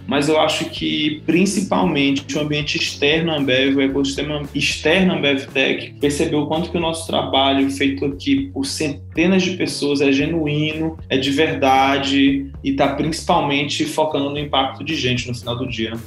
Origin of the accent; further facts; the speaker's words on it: Teresina, Piauí, Brazil; moved away; sou de Teresina, Piauí